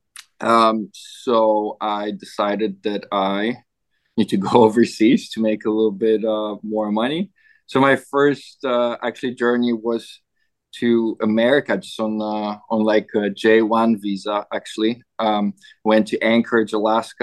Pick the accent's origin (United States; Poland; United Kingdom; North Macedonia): Poland; moved away as an adult; also born or lived in Canada; now in Gold Coast, Australia; I grew up in Poland